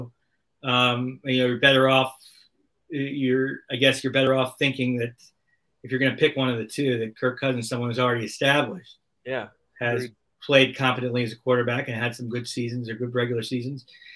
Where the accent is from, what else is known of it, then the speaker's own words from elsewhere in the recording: Miami, Florida, United States; I grew up in Miami